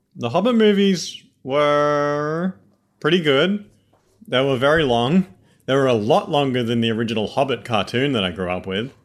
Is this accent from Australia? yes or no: yes; Australia; accent: Australian; This is genuine Australians. We're not just gonna drop this accent at any moment